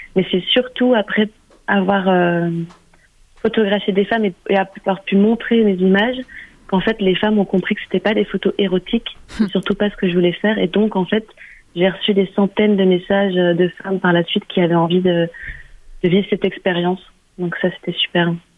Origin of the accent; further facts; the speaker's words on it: Germany; moved away; j'ai grandi en Allemagne